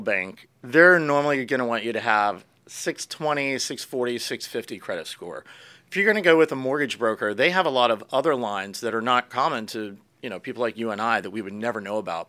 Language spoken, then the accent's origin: English; Pennsylvania, United States; now in Florida, United States; I grew up in Pennsylvania